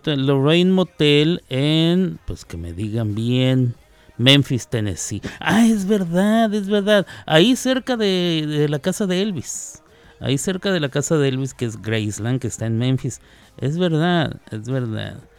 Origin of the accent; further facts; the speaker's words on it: Chihuahua, Mexico; moved away; allá de mi tierra, de Chihuahua, Chihuahua